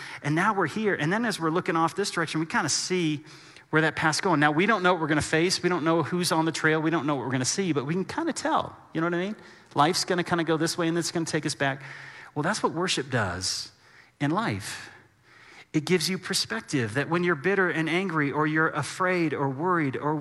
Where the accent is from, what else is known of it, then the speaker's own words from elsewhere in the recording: Texas, United States; moved away as an adult; now in Colorado, United States; we're from Texas